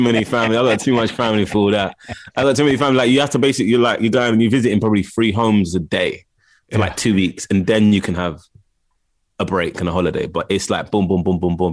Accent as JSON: {"language": "English", "region": "London", "country": "United Kingdom", "tie": "born or raised there", "said": "I grew up in Camden Town. Well, Camden"}